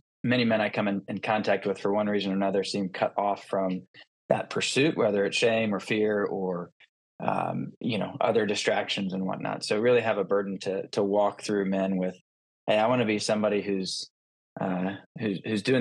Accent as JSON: {"language": "English", "town": "Atlanta", "region": "Georgia", "country": "United States", "tie": "born or raised there", "said": "I was born in Atlanta, Georgia, and I grew up in a Christian household"}